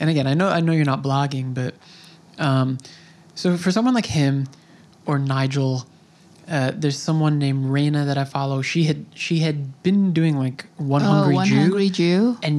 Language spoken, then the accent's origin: English; Long Island, New York, United States; So I grew up here, kind of. I was raised on Long Island.